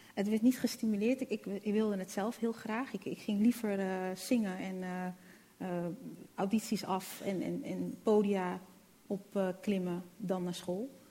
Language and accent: Dutch; Netherlands; also born or lived in Rotterdam; now in Amsterdam, Netherlands; ik ben in Nederland geboren